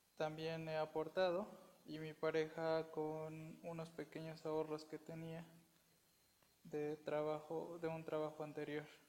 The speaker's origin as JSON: {"language": "Spanish", "region": "Puebla", "country": "Mexico", "said": "Soy de Puebla, México."}